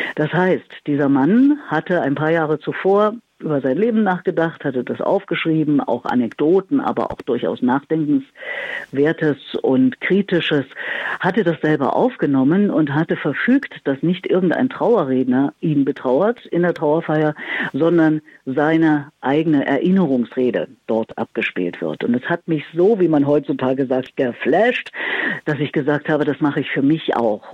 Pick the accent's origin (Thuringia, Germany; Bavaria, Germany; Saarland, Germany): Thuringia, Germany; Erfurt; moved away as an adult; now in Berlin, Germany; ich bin in Erfurt, meiner Heimatstadt, alle meine zwölf Schuljahre fast täglich auch in der Musikschule gewesen